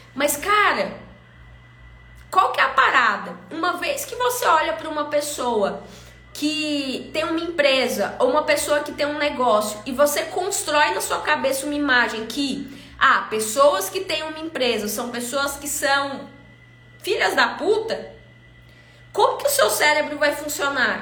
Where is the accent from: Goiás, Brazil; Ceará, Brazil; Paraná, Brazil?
Goiás, Brazil; Goiânia; eu fui criada aqui em Goiânia